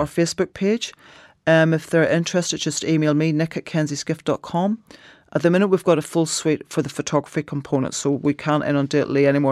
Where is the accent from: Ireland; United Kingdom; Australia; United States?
Ireland; culturally being Irish